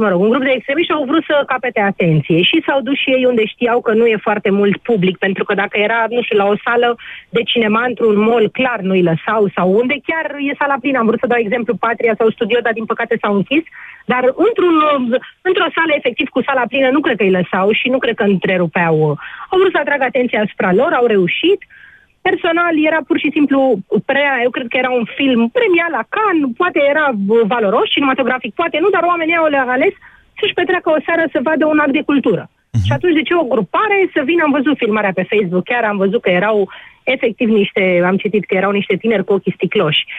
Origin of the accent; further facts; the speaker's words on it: Bucharest, Romania; sunt din București